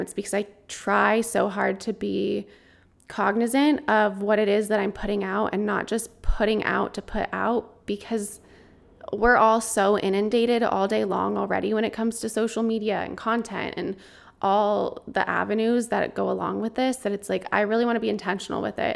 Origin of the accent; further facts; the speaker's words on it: Colorado, United States; moved away; since I was a kid growing up in Colorado